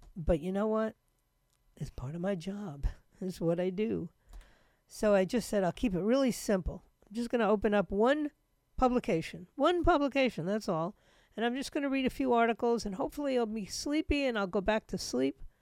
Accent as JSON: {"language": "English", "region": "New York", "country": "United States", "tie": "born or raised there", "moved": "yes", "said": "I grew up in the biggest city."}